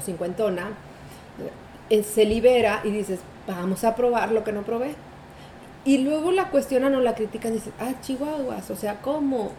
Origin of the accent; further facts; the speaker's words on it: Mexico; la cultura que nos inculcaron como mexicanos